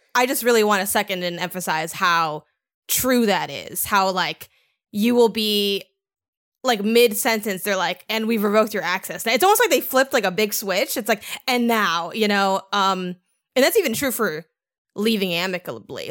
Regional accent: Chicago, Illinois, United States; I grew up in Chicago

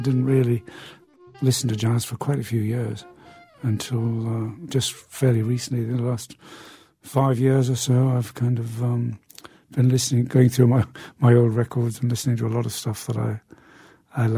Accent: Newcastle upon Tyne, North East England, United Kingdom; my hometown of Newcastle in the north of England

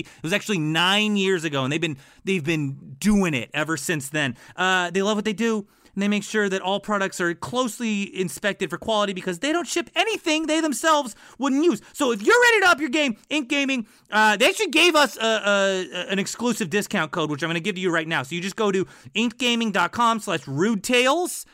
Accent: East Coast, United States; I'm from the East Coast

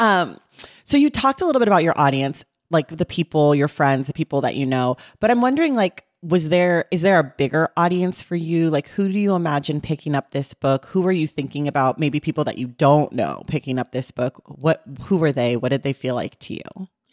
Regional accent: California, United States; I'm a born American, bor-, born and raised Californian

